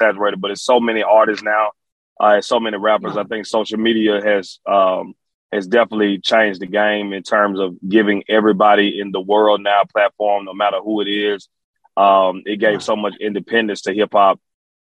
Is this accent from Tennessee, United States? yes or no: yes; Memphis, Tennessee, United States; also born or lived in Alexandria, Virginia; I'm from Memphis, Tennessee. I'm from Memphis. I was raised in Memphis. I was born in Alexandria, Virginia, and I grew up in Memphis